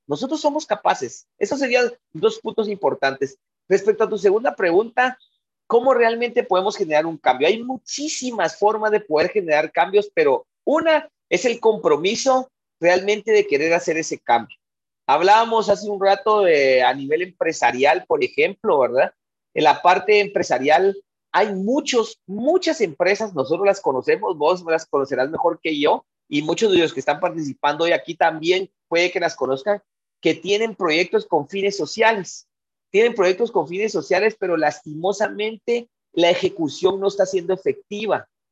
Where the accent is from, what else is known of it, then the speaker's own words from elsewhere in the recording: Guatemala; Los guatemaltecos tenemos mucho conocimiento